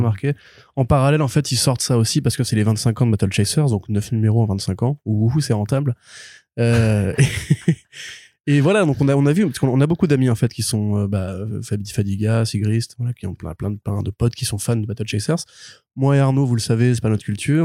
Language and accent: French; France; on est français